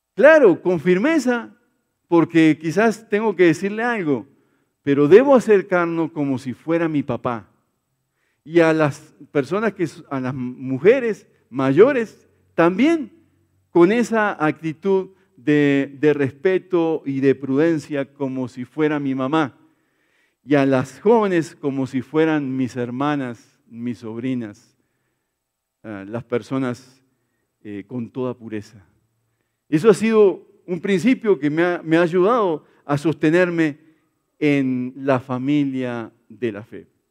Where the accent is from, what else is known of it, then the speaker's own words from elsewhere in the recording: Brazil; now in Colombia; en mi país sí, en Brasil